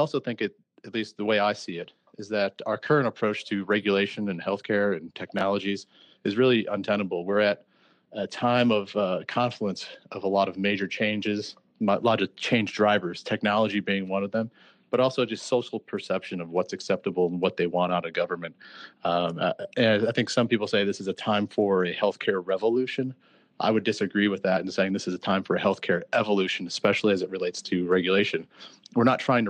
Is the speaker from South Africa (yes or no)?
no; outside of Chicago, Illinois, United States; I'm originally from Illinois, outside of Chicago